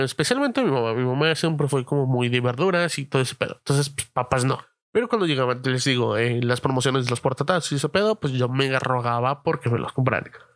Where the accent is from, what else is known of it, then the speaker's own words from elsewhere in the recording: Mexico City, Mexico; moved away; todos los que somos de la Ciudad de México